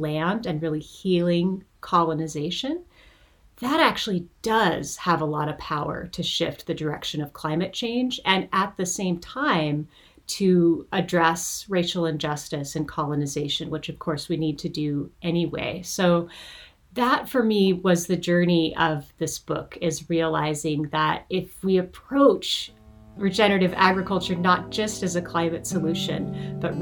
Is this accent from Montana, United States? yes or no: yes; Montana, United States; now in California, United States; I live and work in California now, even though I was born and raised in Montana